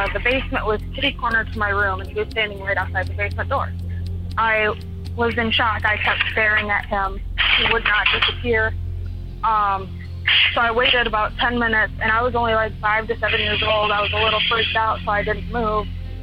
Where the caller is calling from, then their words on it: Michigan, United States; from Michigan.